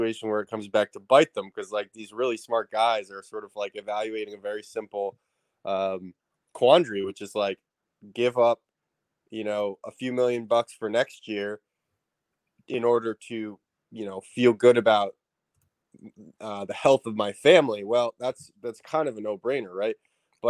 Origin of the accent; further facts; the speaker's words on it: Southern Connecticut, United States; I grew up in Connecticut and went to boarding school in Northern Connecticut